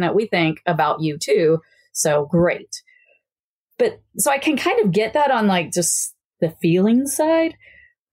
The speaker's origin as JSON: {"language": "English", "region": "Kansas", "country": "United States", "moved": "yes", "lives_now": "Virginia, United States", "said": "I'm from Kansas"}